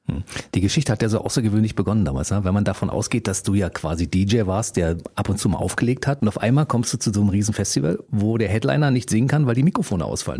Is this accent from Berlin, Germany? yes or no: yes; Berlin, Germany; wir als Berliner